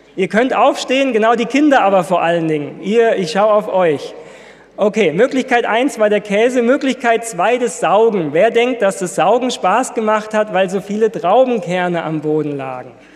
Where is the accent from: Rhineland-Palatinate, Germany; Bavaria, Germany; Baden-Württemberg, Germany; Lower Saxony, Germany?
Baden-Württemberg, Germany; Ludwigsburg; moved away; Ich komme ja aus Ludwigsburg